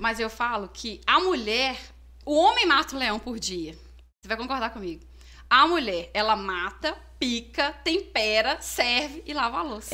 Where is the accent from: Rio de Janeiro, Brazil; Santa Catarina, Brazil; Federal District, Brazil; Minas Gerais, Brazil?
Minas Gerais, Brazil; Urucânia; Eu sou de Urucânia